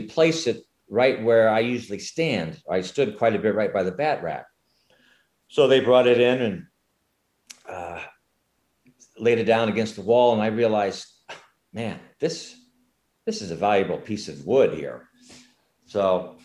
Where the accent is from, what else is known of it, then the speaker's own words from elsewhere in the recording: Sioux City, Iowa, United States; I grew up in Sioux City, Iowa